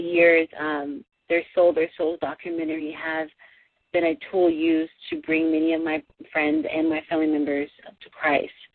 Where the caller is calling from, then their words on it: Los Angeles, California, United States; I'm calling from Los Angeles, California.